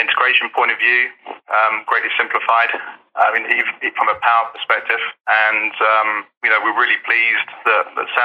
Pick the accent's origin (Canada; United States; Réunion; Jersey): Jersey; accent: strong Jersey; my strong Jersey accent